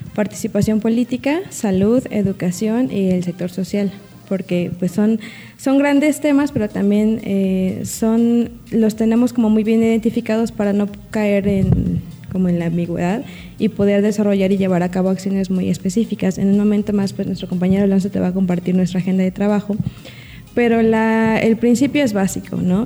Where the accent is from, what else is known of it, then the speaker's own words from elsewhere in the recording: Ñuu Savi, Oaxaca, Mexico; soy originaria de la nación Yusabi, pero también por, la, por mi familia materna soy náhuatl